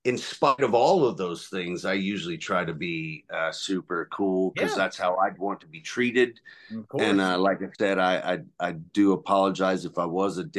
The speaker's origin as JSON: {"language": "English", "region": "Louisiana", "country": "United States", "said": "I'm from Houghton, Louisiana."}